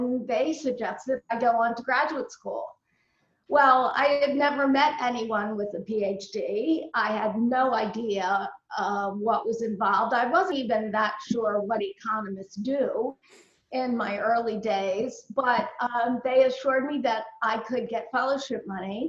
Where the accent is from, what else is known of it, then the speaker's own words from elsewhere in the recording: Baltimore, Maryland, United States; I'm born and raised in Baltimore, Maryland.